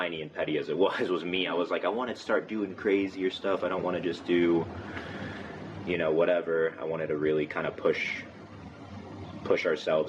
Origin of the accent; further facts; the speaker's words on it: Coral Springs, Florida, United States; I'm from Coral Springs